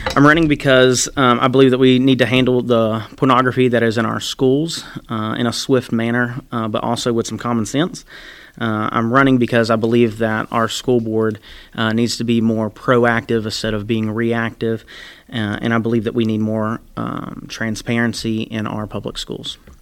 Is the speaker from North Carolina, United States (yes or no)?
yes; Randolph County, North Carolina, United States; moved away as an adult; now in Burke County, United States; I am from Randolph County. I moved to Burke County about seven years ago now.